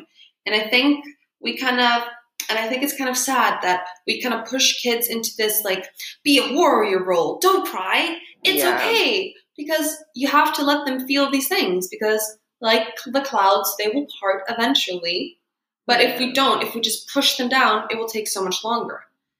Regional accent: Iceland; So there were a lot of people that like if I said I was from Iceland, they would be like, oh.

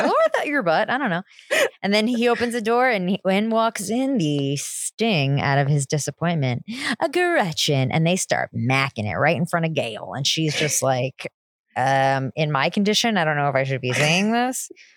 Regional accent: New Jersey, United States; I am from New Jersey

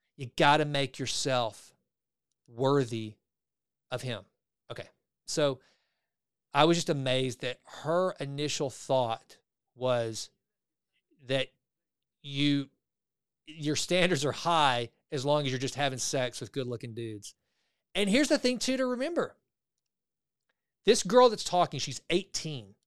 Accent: the South, United States; I grew up in the South, right? I grew up in the buckle of the Bible Belt

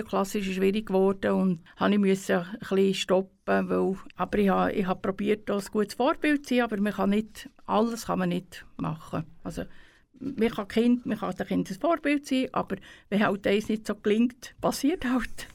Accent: Spiez, Bern, Switzerland; aufgewachsen bin ich ja in Spiez

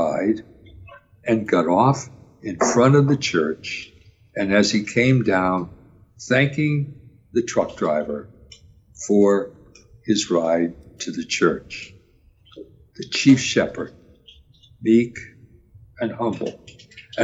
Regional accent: Wilkes-Barre, Pennsylvania, United States; as a boy growing up in Wilkes-Barre

